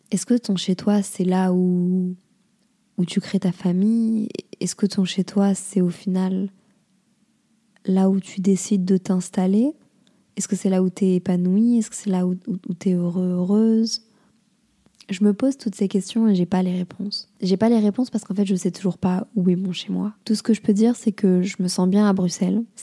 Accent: Lille, Hauts-de-France, France; also born or lived in Montreal, Canada; À Lille, c'est c'est pas chez moi, mais d'un autre côté, c'est là où j'ai grandi et c'est hyper important pour moi, ma famille.

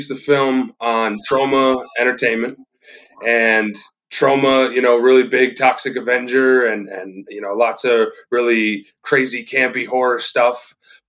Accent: New York, United States; we're podunk filmmakers from New York.

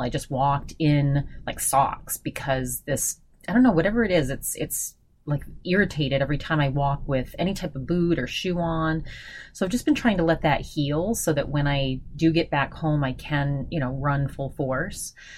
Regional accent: Augusta, Maine, United States; in Augusta, where I'm from

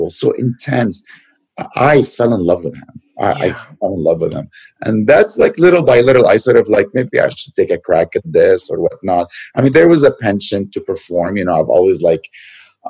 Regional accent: Lebanon; moved away; I was born in Lebanon to a Lebanese dad and an Armenian mother, and I did grow up there

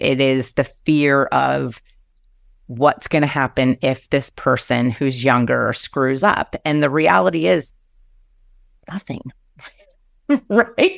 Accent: New Jersey, United States; moved away as an adult; now in Seattle, United States; growing up in New Jersey and c, cr, right outside of New York City

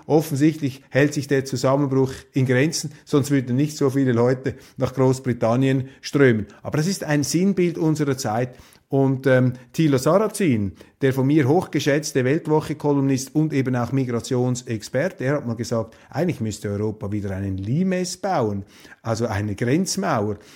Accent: Switzerland; als äh, Schweizer

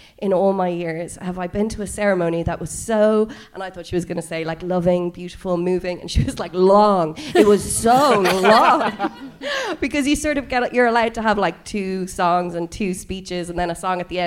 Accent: Dublin, Leinster, Ireland; I'm from Dublin, I'm from the city, so I haven't really experienced the kind of country wake, which is those kind of 24-hour parties. I grew up in the urban the urban jungle of Dublin

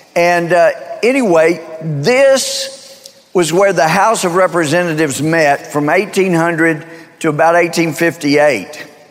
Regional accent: Mount Pleasant, Texas, United States; moved away as an adult; now in Tyler, United States; I grew up in Mount Pleasant. It's up in far northeast Texas

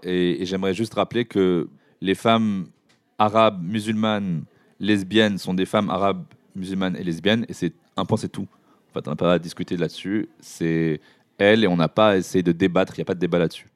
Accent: Morocco; now in France; j'ai grandi au Maroc dans une culture dite arabo-musulmane

